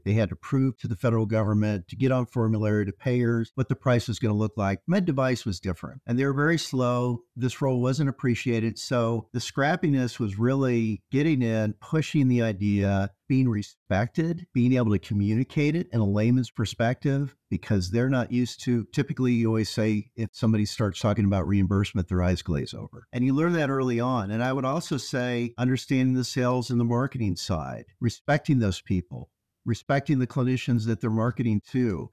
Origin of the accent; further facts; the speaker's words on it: outside of Peoria, central Illinois, United States; I grew up in, uh, central Illinois, or as they say in Illinois, downstate. Outside of Peoria, Illinois, in a city that was about ten thousand people.